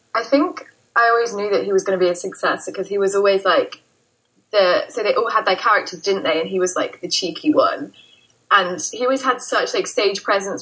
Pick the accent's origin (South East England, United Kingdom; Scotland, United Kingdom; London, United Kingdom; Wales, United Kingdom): South East England, United Kingdom; Brighton; I'm from Brighton in the UK